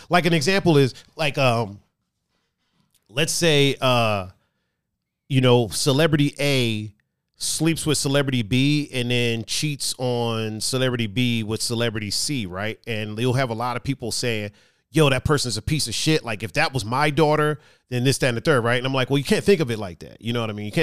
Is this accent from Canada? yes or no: no; Cleveland, Ohio, United States; if somebody's talking trash about I'm from Cleveland, right?